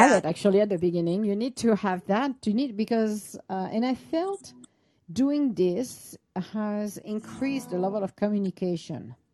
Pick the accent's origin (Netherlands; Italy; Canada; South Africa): Italy; now in United States